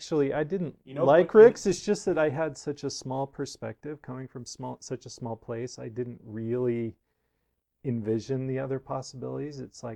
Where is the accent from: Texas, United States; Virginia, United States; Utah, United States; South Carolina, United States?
Utah, United States; Provo; born there; I was born in Provo to my parents attending school, and from the time I was three on, we lived there, had our house flattened by a flood in 1976.